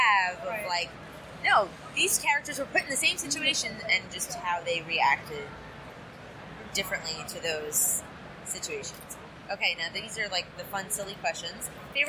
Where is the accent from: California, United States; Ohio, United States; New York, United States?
New York, United States; growing up in New York was obviously Catholic and Judaism. Those were the two things that I grew up